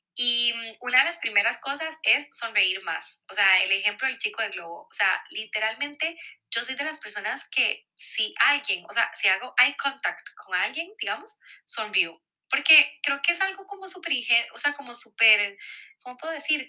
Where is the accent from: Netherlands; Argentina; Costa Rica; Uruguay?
Costa Rica; moved away as an adult; now in Barcelona, Spain; soy de Costa Rica y ahí como que estamos muy acostumbrados